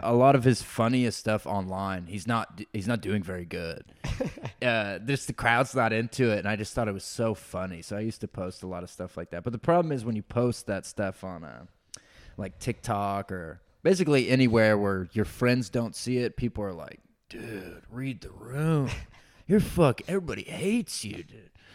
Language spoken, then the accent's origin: English; Forsyth County, North Georgia, United States; moved away as an adult; also born or lived in Illinois / Atlanta / Idaho; now in Austin, United States; I was born in Illinois, so I, I was born in Illinois. So my whole family's from Illinois, but I only lived there till I was like four years old. So I ah. spent my whole life in Georgia